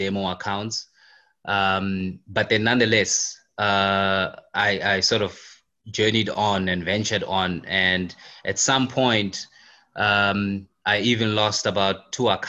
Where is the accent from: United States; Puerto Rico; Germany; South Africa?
South Africa; I'm in South Africa and I grew up in South Africa.